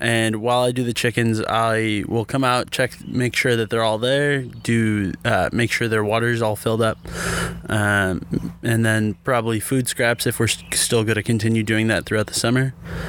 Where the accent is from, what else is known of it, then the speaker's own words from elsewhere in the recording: Chicago, Illinois, United States; I'm a history education double major, and I'm from Chicago.